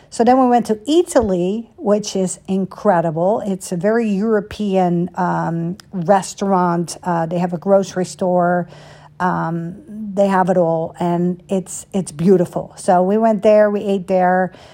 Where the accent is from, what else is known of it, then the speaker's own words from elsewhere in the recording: Netherlands; moved away; growing up in Holland